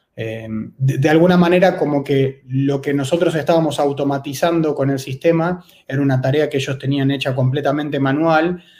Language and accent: Spanish; Buenos Aires, Argentina; soy de Buenos Aires, Argentina